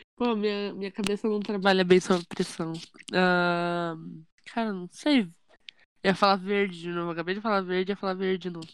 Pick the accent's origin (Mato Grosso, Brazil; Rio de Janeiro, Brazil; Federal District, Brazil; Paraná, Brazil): Paraná, Brazil; Curitiba; eu sou curitibana